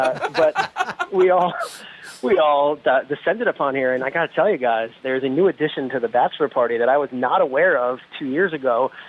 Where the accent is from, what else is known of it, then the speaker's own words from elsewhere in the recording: New Jersey, United States; now in New York, United States; New Jersey is where I grew up, but I am a New Yorker now. But yeah, a Jerseyite is what you might want to call it. I grew up on the Jersey Shore